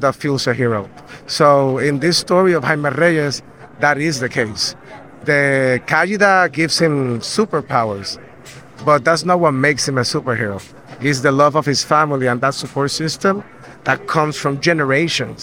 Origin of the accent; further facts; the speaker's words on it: Puerto Rico; I'm from Puerto Rico